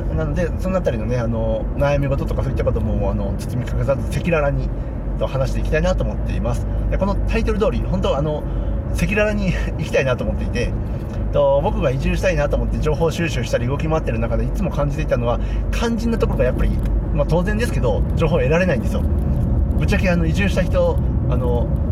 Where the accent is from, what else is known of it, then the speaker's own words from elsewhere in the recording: Takatsuki, Osaka, Japan; moved away as an adult; also born or lived in Tokorozawa, Saitama / Tokyo; now in Takashima, Japan; もともと地元は大阪府の高槻市で、そこで30年くらい ?30 年ちょい、えー、暮らしていました